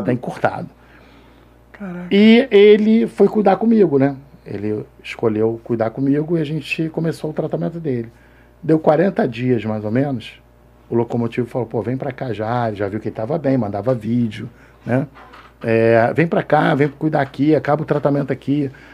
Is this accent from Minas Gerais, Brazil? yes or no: no; Rio de Janeiro, Brazil; Nasci na Penha